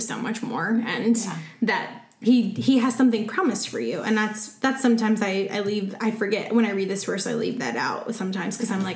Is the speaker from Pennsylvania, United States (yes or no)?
no; Central Virginia, United States; moved away; I'm from Central Virginia